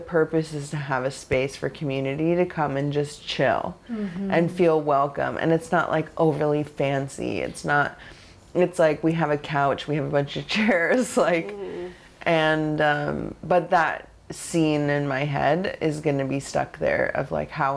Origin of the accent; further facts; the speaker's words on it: Oregon, United States; now in New York, United States; I grew up in Oregon. I didn't grow up like on our res.